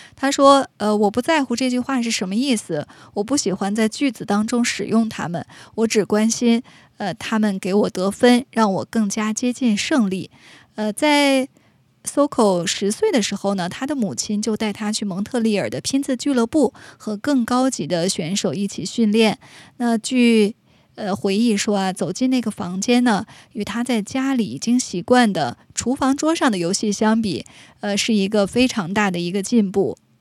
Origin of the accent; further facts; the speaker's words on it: China; 我们中国人也讲求这个精气神儿啊